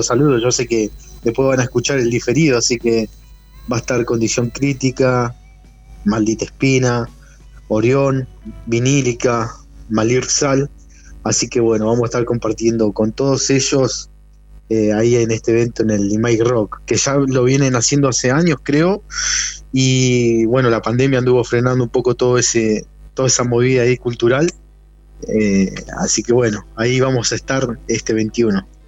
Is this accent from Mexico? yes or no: no; Neuquén, Argentina; also born or lived in Zapala / Plottier; nací en Zapala, pero nacido y criado prácticamente acá en la ciudad de Neuquén